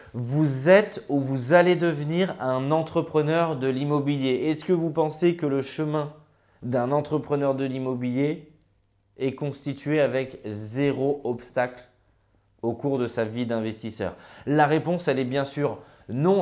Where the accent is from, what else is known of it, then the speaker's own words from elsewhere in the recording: Grenoble, Auvergne-Rhône-Alpes, France; je suis originaire de Grenoble